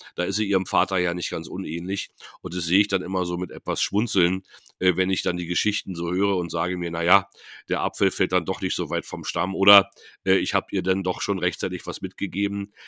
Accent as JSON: {"language": "German", "town": "Neuruppin", "region": "Brandenburg", "country": "Germany", "tie": "born or raised there", "also_born_or_lived": "Potsdam", "said": "die Stadt äh, Neuruppin, wo ich ähm, Abitur gemacht habe"}